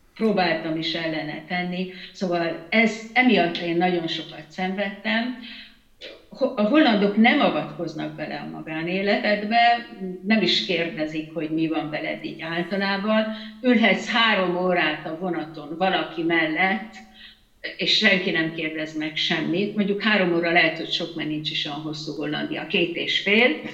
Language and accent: Hungarian; Hungary; moved away as an adult; now in Netherlands